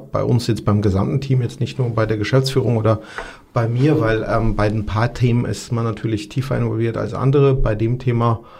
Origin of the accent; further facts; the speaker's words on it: Georgia; German is a second language; moved away; also ich komme aus Georgien, dort ähm, habe ich tatsächlich auch äh, äh, den Bürgerkrieg erlebt